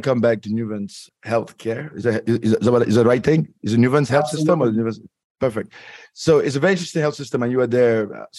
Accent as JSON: {"language": "English", "country": "Cameroon", "said": "I'm West African from Cameroon"}